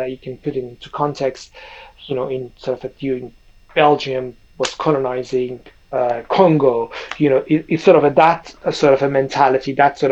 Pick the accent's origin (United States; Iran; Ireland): Iran; moved away as an adult; also born or lived in London; I grew up in Iran playing basketball, sort of a semi-pro basketball through all my teenage time and sort of early university years. And then I come to London